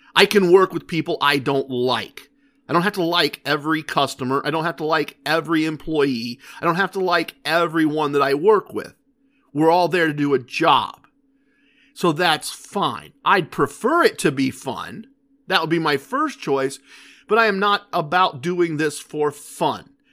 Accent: Ohio, United States; We're from Ohio.

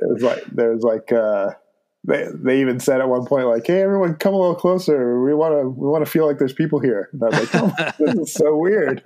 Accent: Ontario, Canada; moved away; we are both from the province of Ontario. We're both Canadian citizens.

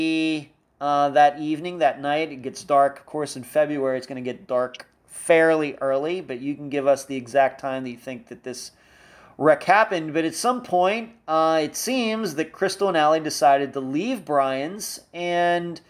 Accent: Pennsylvania, United States; moved away as an adult; I'm originally from Pennsylvania, so I kind of remember days like that when I lived there for the first almost 28 years of my life

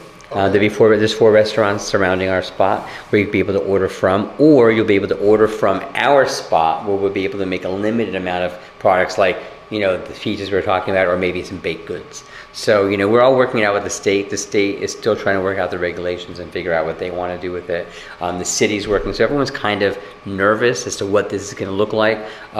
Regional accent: Japan; born there; Yeah, I was born in Japan, by the way.

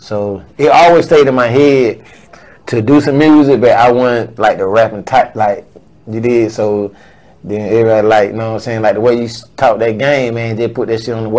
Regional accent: United States; I'm from the Bluff

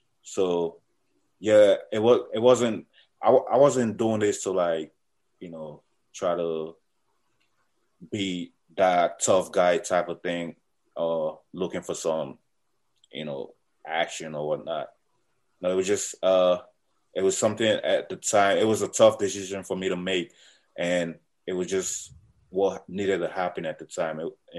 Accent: Alexandria, Virginia, United States; I'm in the U.S. I'm in the military. I came to the U.S. when I was about 13, and I grew up in Alexandria, Virginia.

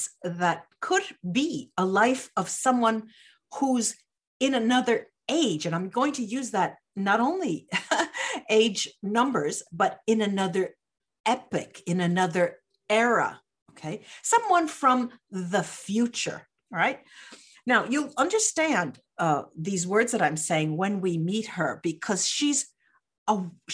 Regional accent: Massachusetts, United States; moved away as an adult; also born or lived in Boston area; now in Tacoma, United States; I was raised in Massachusetts in a white conservative town

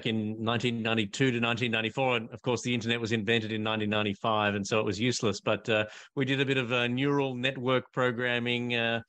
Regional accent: Australia; I'm an Australian patent attorney

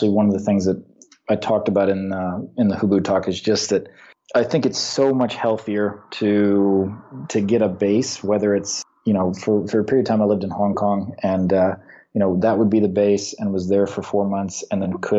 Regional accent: San Francisco, California, United States; moved away; I was born in San Francisco

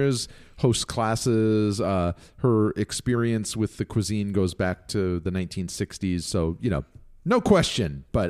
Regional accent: Mexico City, Mexico; I grew up in Mexico City, and Diana Kennedy's recipes are the only recipes that are authentic.

